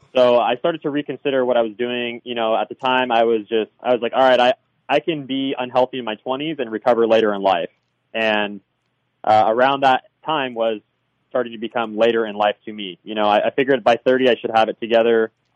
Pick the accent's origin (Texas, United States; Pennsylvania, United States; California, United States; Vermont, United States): California, United States; Southern; also born or lived in Hawaii; I'm from Southern California